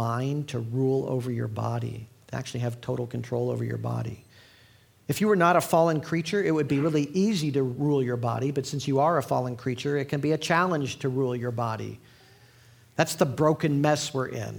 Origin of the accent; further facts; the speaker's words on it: Indiana, United States; my home state of Indiana